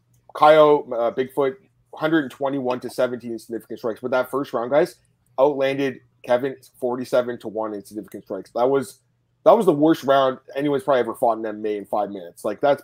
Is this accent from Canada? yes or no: yes; Canada; As a Canadian